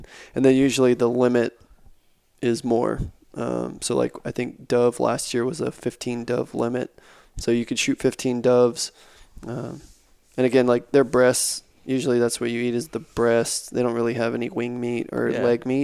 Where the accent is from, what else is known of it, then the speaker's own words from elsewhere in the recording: South Texas, United States; I grew up in South Texas